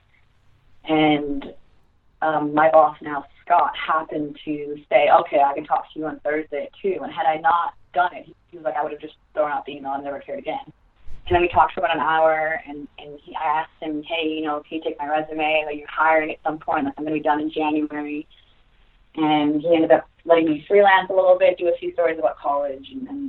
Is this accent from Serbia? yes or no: yes; Serbia; moved away; also born or lived in United States; I'm from Serbia, maybe because I wasn't raised in an American household